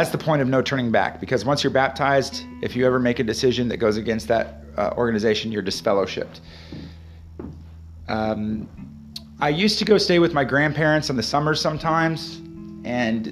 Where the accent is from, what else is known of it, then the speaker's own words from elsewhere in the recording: Kearney, Nebraska, United States; I was born in Kearney, Nebraska in 1982